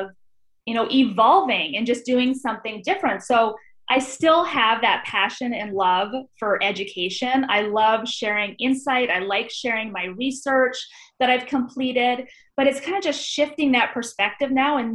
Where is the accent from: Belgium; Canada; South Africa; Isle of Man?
Canada; Vancouver, British Columbia; moved away as an adult; also born or lived in Scotland / Vienna; now in United States; I am originally from Vancouver, Canada.